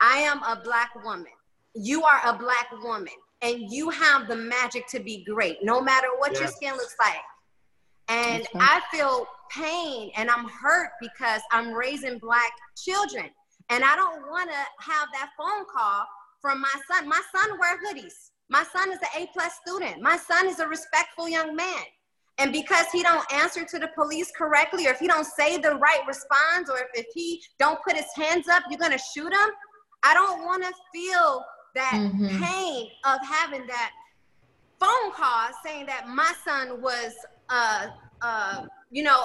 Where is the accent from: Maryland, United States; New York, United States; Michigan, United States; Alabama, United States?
Michigan, United States; Detroit; now in Miami, United States; I'm from Detroit, Michigan